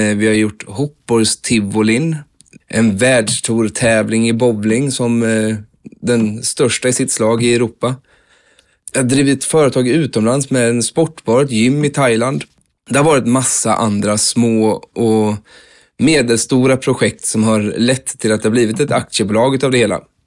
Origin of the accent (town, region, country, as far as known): Vimmerby, Kalmar County, Sweden; moved away as an adult; also born or lived in Mölndal